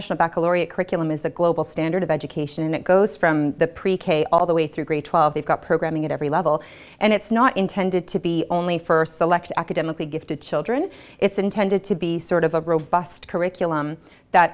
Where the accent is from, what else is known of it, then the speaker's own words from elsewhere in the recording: Winnipeg, Manitoba, Canada; also born or lived in Halifax, Nova Scotia / Montreal; now in Moncton, Canada; I grew up in Winnipeg, and we lived in Halifax, Nova Scotia, Montreal before settling here.